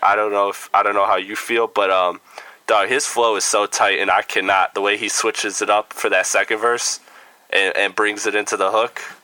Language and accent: English; Midwest, United States; I'm from the Midwest